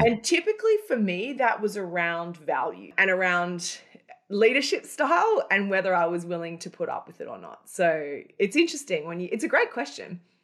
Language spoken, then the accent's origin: English; Australia; moved away as an adult; also born or lived in Cairns, Australia; now in Manhattan, United States; Australia, where I'm originally from. I live in Manhattan now, but I'm, I'm an Aussie originally before I migrated to America